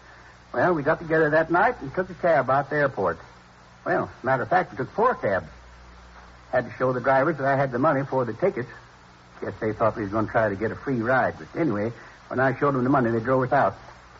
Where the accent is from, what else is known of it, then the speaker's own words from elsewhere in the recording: Midwest, United States; I was born in the Middle West. Tiny little town. You've probably never heard of it. Isn't on most of the map. Went to school there through the 8th grade.